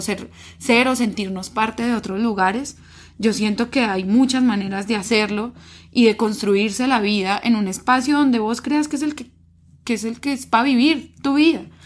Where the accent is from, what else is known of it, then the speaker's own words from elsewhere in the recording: Colombia; no solo como colombiana me concibo